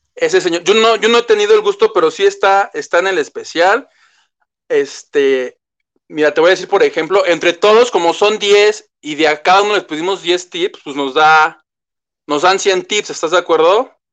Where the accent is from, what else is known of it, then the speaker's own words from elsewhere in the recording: Mexico; como buen mexicano, y le digo que yo soy de esos